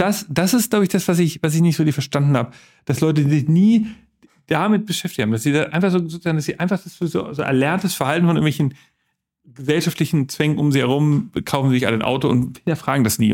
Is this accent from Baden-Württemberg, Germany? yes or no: no; West Hamburg, Germany; ich komme aus West-Hamburg